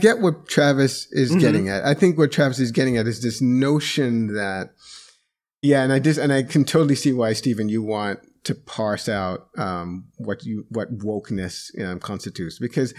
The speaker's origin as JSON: {"language": "English", "country": "Jamaica", "moved": "yes", "said": "So this is where I am the black man, as a Jamaican immigrant, I want to say that I see this in this way."}